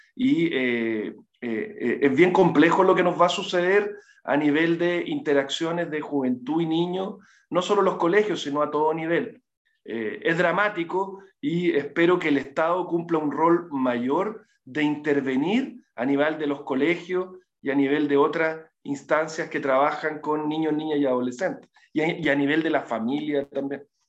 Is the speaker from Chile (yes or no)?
yes; Temuco, Araucanía, Chile; moved away; also born or lived in Santiago, Chile; yo soy de Temuco, eh, viví muchos años en Santiago